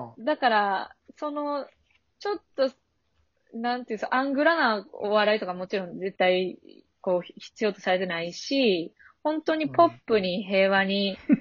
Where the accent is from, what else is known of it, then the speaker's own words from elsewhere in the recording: Osaka, Japan; accent: Kansai dialect; moved away as an adult; now in Tokyo, Japan; 大阪の本当にそれこそナバーグランド花月の近くに子供の時家あって、そんなもう一番の大阪